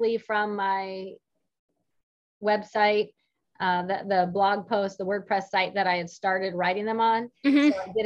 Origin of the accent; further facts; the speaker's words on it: West Coast, United States; moved away as an adult; also born or lived in California / Joplin, Missouri; now in Springfield, United States; I currently live in Springfield, Illinois, but I'm originally from the West Coast